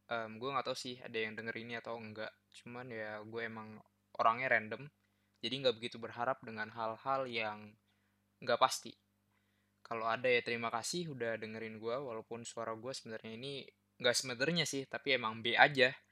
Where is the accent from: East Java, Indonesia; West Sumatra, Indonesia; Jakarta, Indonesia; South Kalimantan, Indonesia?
Jakarta, Indonesia; born there; gue lahir di Jakarta pada tanggal 2 bulan Mei tahun 2002.